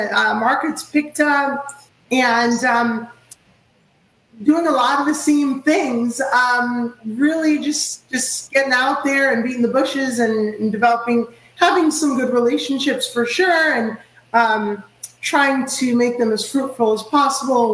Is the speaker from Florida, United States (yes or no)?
yes; Orlando, Florida, United States; also born or lived in Queens, New York; I reside in Orlando, Florida